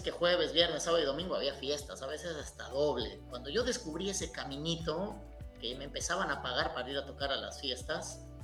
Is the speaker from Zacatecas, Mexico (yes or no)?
no; Jiutepec, Morelos, Mexico; also born or lived in Japan / Cuernavaca, Mexico; now in Uruguay; yo nací en 1978 en un pueblito de cuatro cuadras que se llama Jiutepec Morelos.